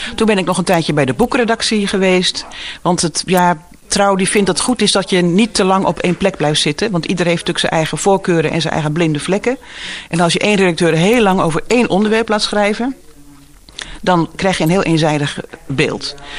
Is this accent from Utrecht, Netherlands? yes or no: yes; Woerden, Utrecht, Netherlands; moved away as an adult; also born or lived in Waarder / Driebruggen / Gouda; now in Giessenburg, Netherlands; Ik ben geboren in Woerden. Eh, en mijn familie zijn uh, kruideniers en eh, vee, en melkveehouders uit Waarder en Driebruggen. Dus ik ben geboren, eigenlijk opgegroeid ook een beetje in de stad, maar vooral ook in de polder.